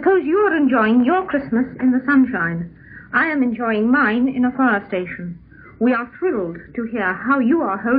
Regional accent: South Africa; now in United Kingdom; Well, I come from South Africa.

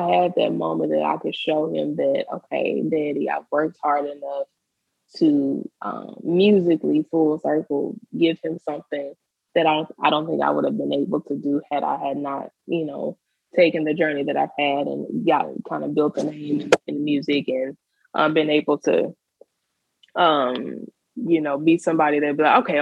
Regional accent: Mississippi, United States; I'm from Mississippi, so, you know, we were Southern.

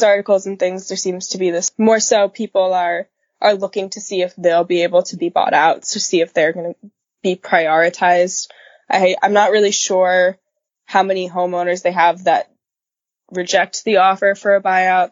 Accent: New Jersey, United States; moved away as an adult; now in Delaware, United States; New Jersey, which is my home state

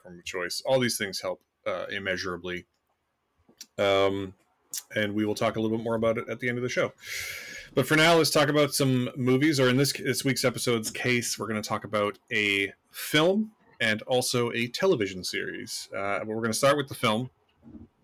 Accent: Canada; I am Canadian

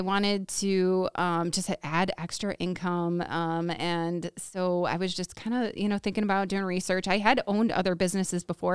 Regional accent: Woodstock, United States; also born or lived in California; born and raised in Woodstock, so not far from you guys

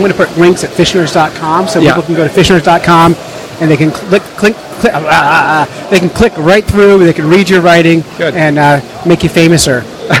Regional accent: Cape May, New Jersey, United States; moved away; also born or lived in North Conway, New Hampshire; I'm from Cape May, New Jersey.

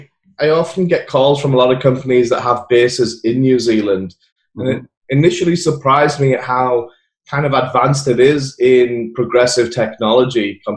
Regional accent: England, United Kingdom; now in United States; I moved here from England.

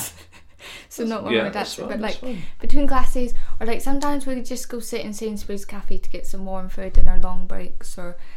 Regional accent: Scotland, United Kingdom; I'm just from Scotland. That's where I'm from, and I'm proud to be Scottish

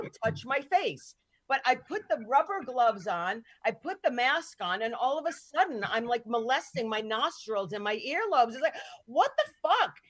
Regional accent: New York, United States; I'm Italian. I was raised in New York.

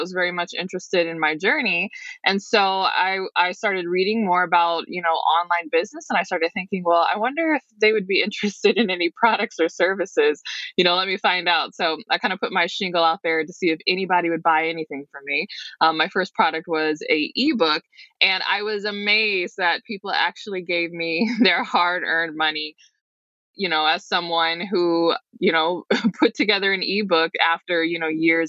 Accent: Detroit, Michigan, United States; I'm from the Detroit metro area.

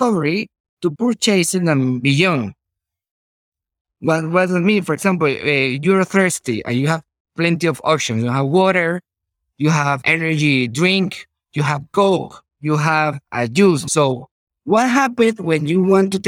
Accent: Venezuela; English is a second language; I'm from Venezuela. Maybe my English is not perfect in comparison with a native speaker

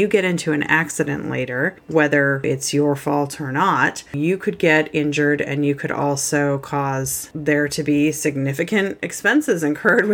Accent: Montana, United States; I grew up in Montana

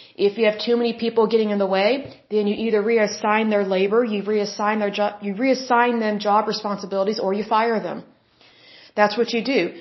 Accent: Oklahoma, United States; Oklahoma, my home state

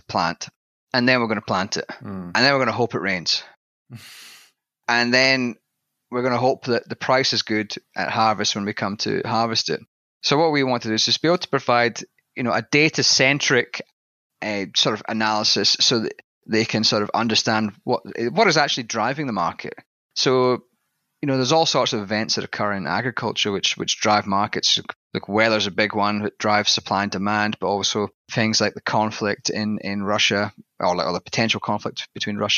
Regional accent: southwest Scotland, United Kingdom; accent: Scottish; moved away as an adult; my accent is slightly different in that I've got a little bit of a Scottish tang there. And basically, I come from a small town in southwest Scotland.

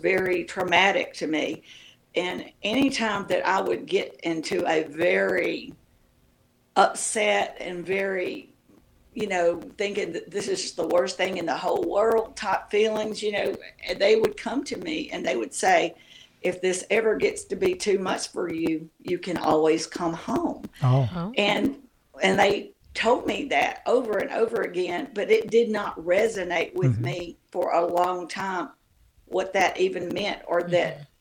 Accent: Tennessee, United States; moved away; also born or lived in Mississippi / Australia / Hawaii / Georgia; I grew up in Tennessee

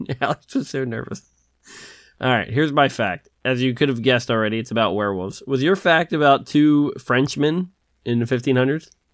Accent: Philadelphia, Pennsylvania, United States; I'm from Philadelphia

